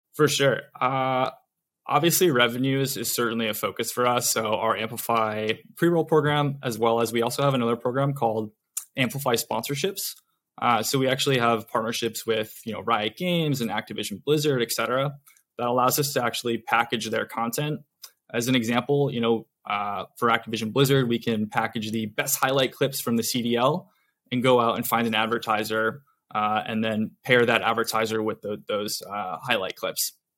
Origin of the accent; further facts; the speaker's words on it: Connecticut, United States; moved away as an adult; also born or lived in Vermont / New York City; now in Los Angeles, United States; I'm actually from Connecticut originally. Um, grew up there